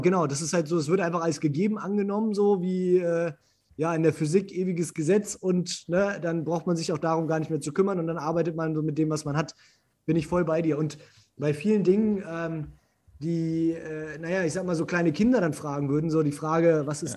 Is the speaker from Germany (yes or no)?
yes; Germany; Bei uns in Deutschland